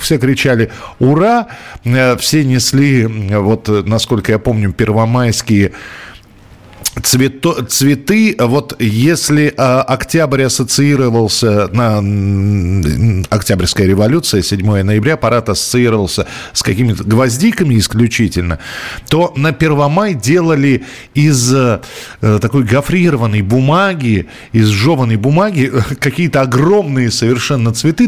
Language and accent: Russian; Moscow, Russia; я, например, вырос в Тимирязевском районе